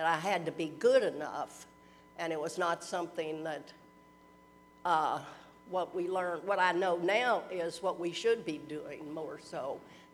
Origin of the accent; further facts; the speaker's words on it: Louisville, Kentucky, United States; I was born and grew up in Louisville